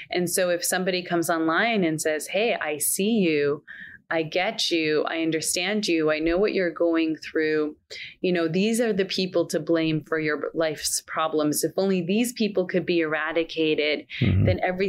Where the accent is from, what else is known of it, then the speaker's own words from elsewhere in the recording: Canada; now in Scottsdale, United States; I was born in Canada. I live in the US. I'm an American